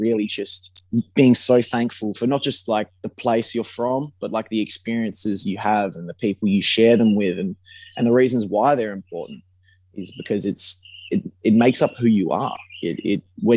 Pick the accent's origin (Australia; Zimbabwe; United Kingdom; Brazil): Australia; Perth, Western Australia; about home, you know, about growing up in Perth